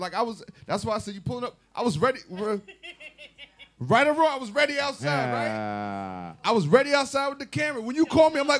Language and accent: English; New York City, New York, United States; I'm from Queens.